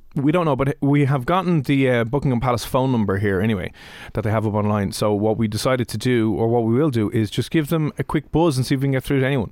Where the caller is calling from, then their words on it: Dublin, Leinster, Ireland; I'm just calling from Dublin, Ireland